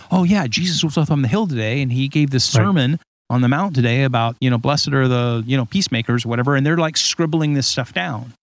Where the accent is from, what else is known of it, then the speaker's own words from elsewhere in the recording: Huntington Beach, California, United States; my accent was shaped by growing up and being, you know, like a surfer in Huntington Beach, which I I right. point out to Ed.